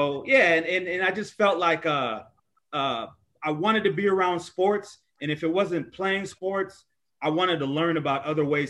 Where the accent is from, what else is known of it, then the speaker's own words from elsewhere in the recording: Los Angeles, California, United States; also born or lived in New Jersey; I moved to LA when I was 3. So I was basically raised, most of my life has been in LA. So I'm a LA kid for the most part